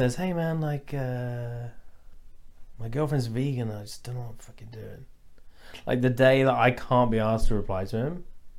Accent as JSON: {"language": "English", "area": "Lincolnshire", "region": "East Midlands", "country": "United Kingdom", "moved": "yes", "said": "I'm from Lincolnshire, which is just like a load of white fucking stupid racist idiots and farms."}